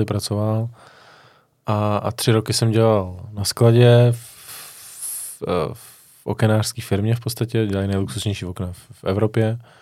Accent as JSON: {"language": "Czech", "town": "Vimperk", "region": "South Bohemian Region", "country": "Czechia", "said": "já jsem od, od Vimperka"}